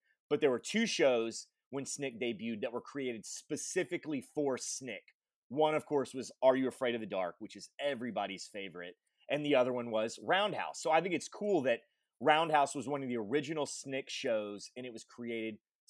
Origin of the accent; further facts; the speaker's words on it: Texas, United States; we're from Texas